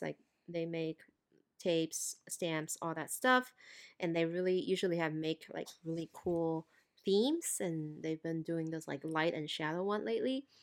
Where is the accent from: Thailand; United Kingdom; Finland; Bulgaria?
Thailand; moved away; growing up in Thailand